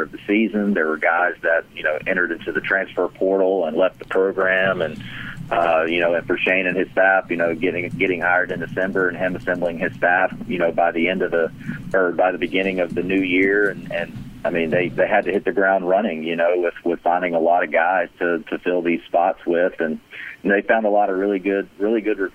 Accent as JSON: {"language": "English", "town": "Montgomery", "region": "Alabama", "country": "United States", "tie": "born or raised there", "moved": "as an adult", "lives_now": "Columbia, United States", "said": "I grew up just right outside of Montgomery, Alabama."}